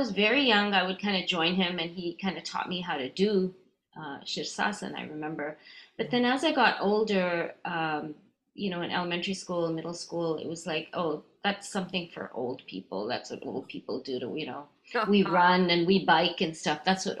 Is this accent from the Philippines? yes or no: no; Canada; also born or lived in India; I grew up in Canada. I was born in India, but I moved when I was a baby. And so we lived in many different cities in Canada. And so when I was about five, we were in Edmonton, Alberta, out west.